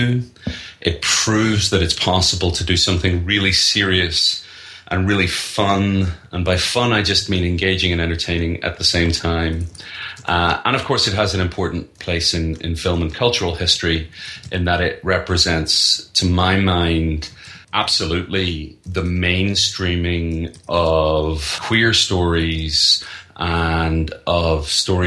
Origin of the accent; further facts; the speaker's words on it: Northern Ireland, United Kingdom; moved away as an adult; now in United States; I'm from Northern Ireland. I've been living in the U.S. for the last 6 years